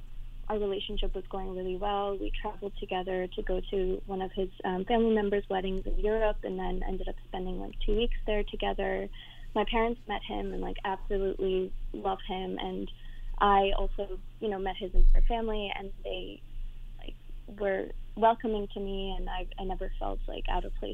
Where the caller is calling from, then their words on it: East Coast, United States; also born or lived in New York City; I'm calling from the East Coast